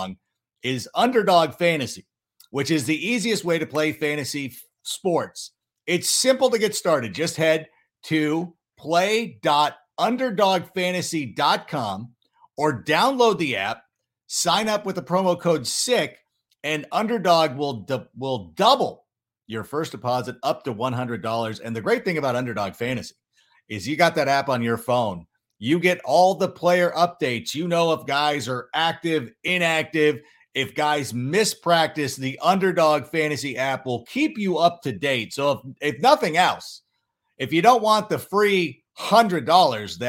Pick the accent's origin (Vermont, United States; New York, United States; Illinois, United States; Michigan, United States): Illinois, United States; Schaumburg; I was born in Schaumburg